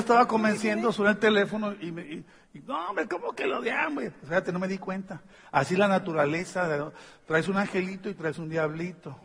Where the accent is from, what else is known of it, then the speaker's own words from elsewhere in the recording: Tijuana, Baja California, Mexico; Pues somos de México